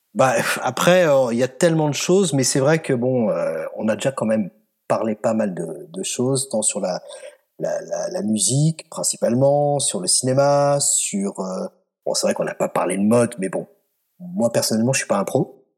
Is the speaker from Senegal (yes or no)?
no; France; moved away as an adult; also born or lived in Scotland; je suis français